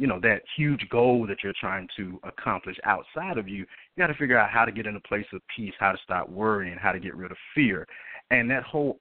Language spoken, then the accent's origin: English; Atlanta, Georgia, United States; I'm originally from Atlanta, Georgia